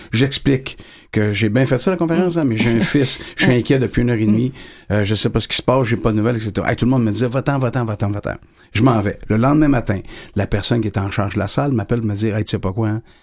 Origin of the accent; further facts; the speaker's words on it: Lévis, Quebec, Canada; je suis natif de Lévis